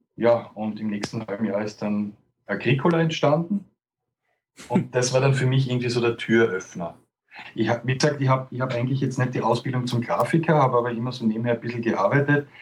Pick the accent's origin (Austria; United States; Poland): Austria; als Österreicher